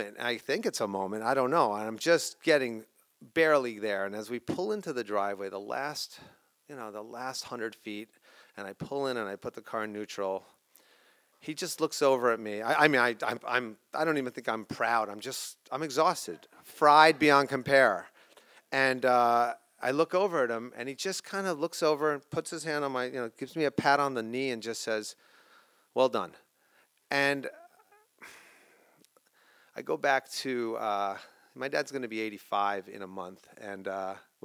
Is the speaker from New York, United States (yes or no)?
yes; White Plains, New York, United States; now in Sleepy Hollow, United States; We lived in White Plains, New York. I'm from Sleepy Hollow now, in the burbs of Westchester County.